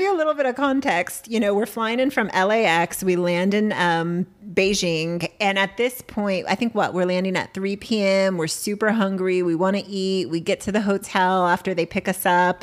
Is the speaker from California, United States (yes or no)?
yes; San Diego, California, United States; we're from San Diego.